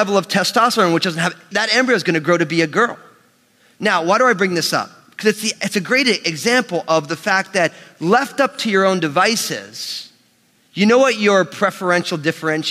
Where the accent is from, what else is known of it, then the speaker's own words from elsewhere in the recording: United States; born and raised in the New York metropolitan area